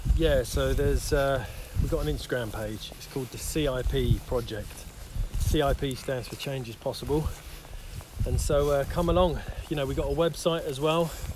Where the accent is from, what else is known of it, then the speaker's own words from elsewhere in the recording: Isleworth, London, United Kingdom; moved away as an adult; now in Devon, United Kingdom; I grew up in Isleworth.